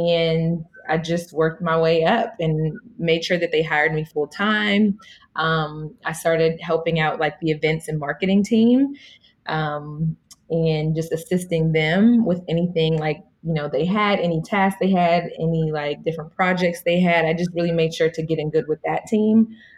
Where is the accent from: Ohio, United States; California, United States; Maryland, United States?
California, United States; Inland Empire; moved away as an adult; also born or lived in Pasadena, California / Washington, D.C.; so I'm from Pasadena, California. Then I moved to the Inland Empire. So I'm definitely, you know, an IE native. So I rep LA all day, especially being on the East Coast.